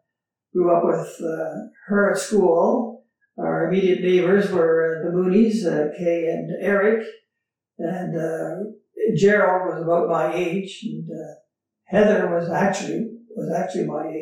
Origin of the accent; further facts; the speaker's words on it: Saint-Eugène, Ontario, Canada; also born or lived in Montreal; I grew up in the 6th Concession, just southwest of the town of Saint-Eugène, on a farm, on the 6th Concession.